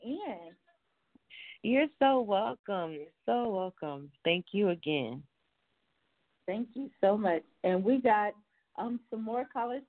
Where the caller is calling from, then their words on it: Dallas, Texas, United States; I'm calling from Texas, Dallas